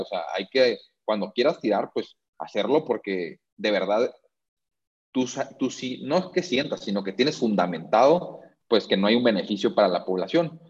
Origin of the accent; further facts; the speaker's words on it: Tijuana, Baja California, Mexico; moved away as an adult; now in Mexico City, Mexico; Estoy aquí en la Ciudad de México, este, pero soy 100% tijuanense.